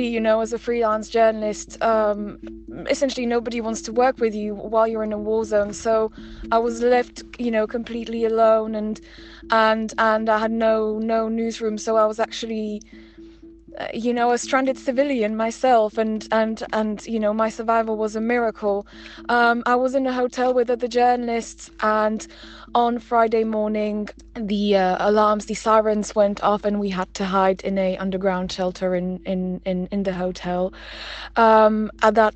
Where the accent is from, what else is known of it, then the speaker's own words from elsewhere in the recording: Slovakia; Slovakia is actually my home country